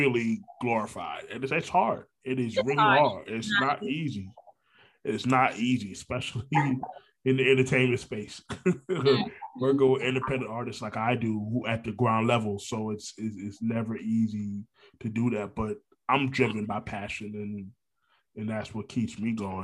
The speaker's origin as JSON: {"language": "English", "town": "Orlando", "region": "Florida", "country": "United States", "tie": "born or raised there", "also_born_or_lived": "Brooklyn, New York", "said": "I'm a Florida boy. I've been here since '93"}